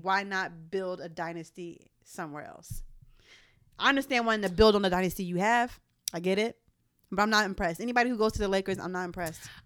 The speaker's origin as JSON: {"language": "English", "town": "Philadelphia", "region": "Pennsylvania", "country": "United States", "said": "I'm from Philly"}